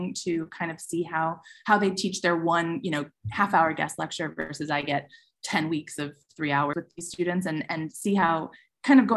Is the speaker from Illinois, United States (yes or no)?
yes; Chicago, Illinois, United States; growing up in Chicago, I used to go see TJ and Dave and stuff when I was a kid.